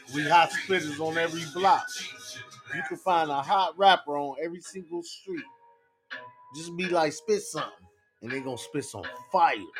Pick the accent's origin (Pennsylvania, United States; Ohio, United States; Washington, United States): Ohio, United States; Cleveland; I'm from Cleveland